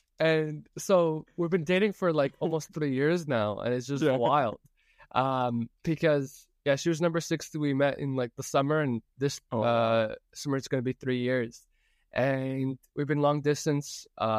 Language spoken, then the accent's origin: English; Toronto, Ontario, Canada; I'm from Toronto, and I'd love to hear your story.